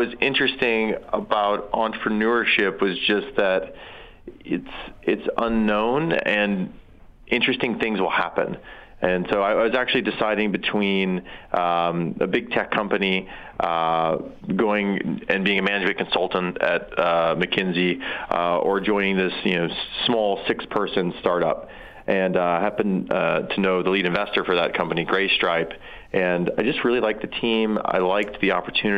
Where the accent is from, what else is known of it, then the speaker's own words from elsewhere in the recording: South Dakota, United States; moved away as an adult; I'm from South Dakota mostly.